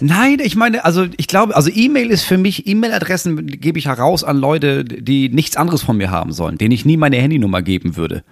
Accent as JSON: {"language": "German", "country": "Germany", "said": "als Deutscher"}